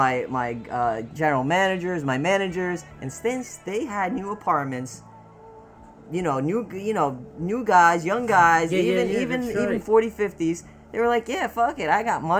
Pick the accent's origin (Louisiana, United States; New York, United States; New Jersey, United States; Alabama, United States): New Jersey, United States; Wayne; also born or lived in Ecuador; I'm from Wayne. Like I grew up in Wayne